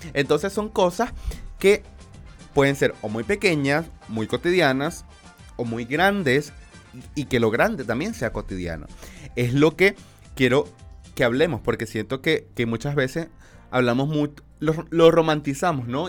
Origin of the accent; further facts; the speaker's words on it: Maracaibo, Zulia, Venezuela; moved away; yo soy de Venezuela y, de y de Maracaibo específicamente